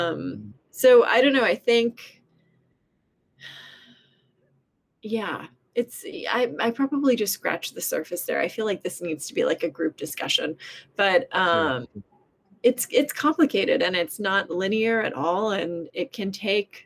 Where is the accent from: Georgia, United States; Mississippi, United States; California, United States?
California, United States; Southern; I grew up in Southern California